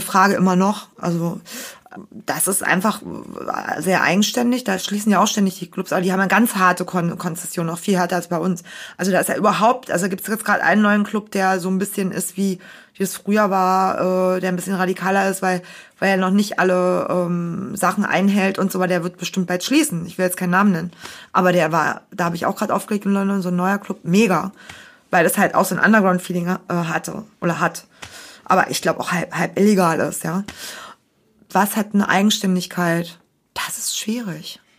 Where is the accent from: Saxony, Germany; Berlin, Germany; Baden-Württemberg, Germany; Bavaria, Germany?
Berlin, Germany; als Berliner